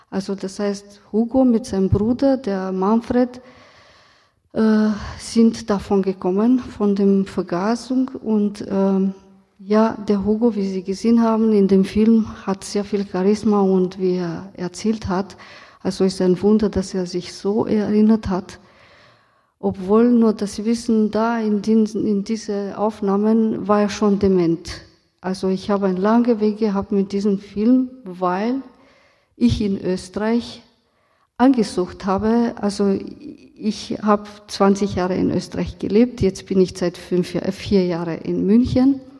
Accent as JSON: {"language": "German", "country": "Romania", "tie": "born or raised there", "lives_now": "Germany", "said": "Ich bin aus Rumänien, in Rumänien aufgewachsen und ähm, damals ähm, haben wir über die Geschichte nicht so viel gelernt. Ähm, als Romni in Rumänien, meine Familie wurde nicht so betroffen."}